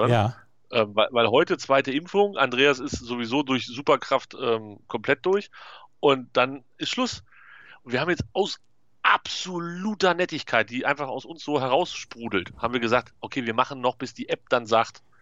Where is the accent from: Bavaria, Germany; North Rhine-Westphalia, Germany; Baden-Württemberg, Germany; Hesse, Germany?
North Rhine-Westphalia, Germany